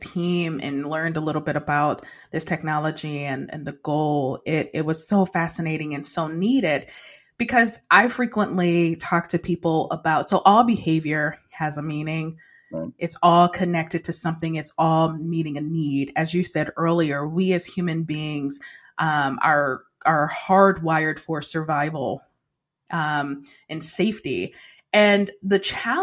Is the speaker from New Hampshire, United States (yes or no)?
no; Detroit, Michigan, United States; me growing up in Detroit, Michigan